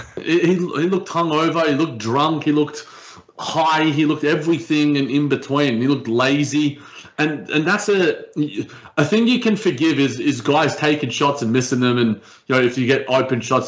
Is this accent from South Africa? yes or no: no; Australia; as an Aussie right down here